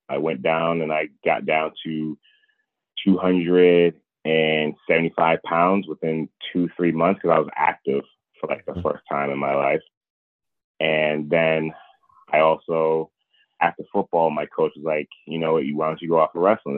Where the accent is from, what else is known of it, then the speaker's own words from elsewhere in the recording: Providence, Rhode Island, United States; I'm from well from Providence, Rhode Island